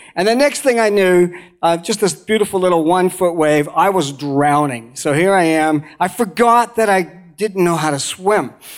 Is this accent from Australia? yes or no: no; Canada; moved away as an adult; also born or lived in Banff, Alberta; now in New Zealand; I was born in Canada, uh, the, right in the middle of Canada, around the lakes